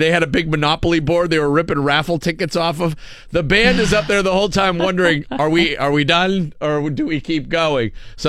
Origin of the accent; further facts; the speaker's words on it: Erie, Pennsylvania, United States; growing up in Erie